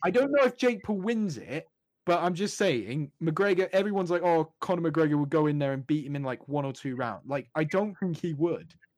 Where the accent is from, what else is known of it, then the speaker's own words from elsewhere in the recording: United Kingdom; growing up in the United Kingdom